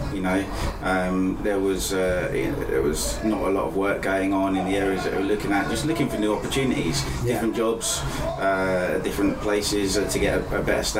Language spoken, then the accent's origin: English; Lambeth, London, United Kingdom; born there; also born or lived in Basingstoke; So I was born in Lambeth in London